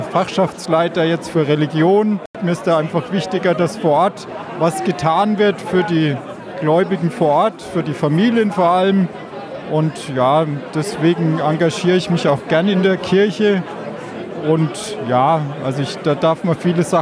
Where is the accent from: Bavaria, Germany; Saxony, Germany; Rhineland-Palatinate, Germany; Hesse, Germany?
Bavaria, Germany; Sommerach; ich komme aus Sommerach